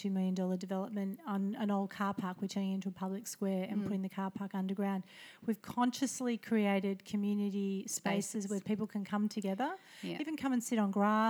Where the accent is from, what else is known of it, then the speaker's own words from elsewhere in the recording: Melbourne, Victoria, Australia; I am born and bred in Paran